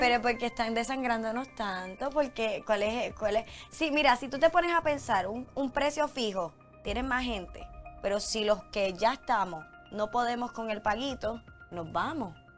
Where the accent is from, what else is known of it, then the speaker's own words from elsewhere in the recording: Puerto Rico; yo soy puertorriqueña